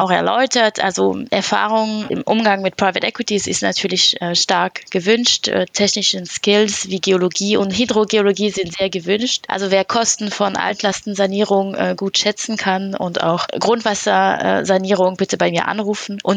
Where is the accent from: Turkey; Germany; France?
France; German is a second language; Ich bin Französin und habe über elf Jahre Berufserfahrung